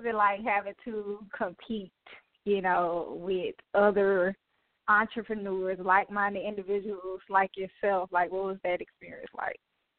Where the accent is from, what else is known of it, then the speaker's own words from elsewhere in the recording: Mobile, Alabama, United States; I'm so excited you're from my hometown.